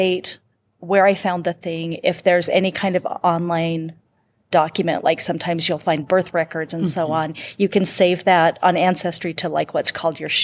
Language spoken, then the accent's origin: English; Eastern Washington, United States; I'm from Eastern Washington